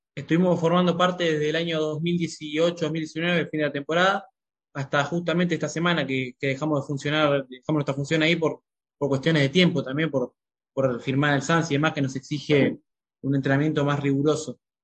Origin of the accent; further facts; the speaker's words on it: San Martín, Buenos Aires Province, Argentina; moved away as an adult; also born or lived in Ibiza, Spain / Marbella, Spain; now in Madrid, Spain; nosotros somos de San Martín, pero bueno, siempre fui un hincha de Quilmes, de chiquito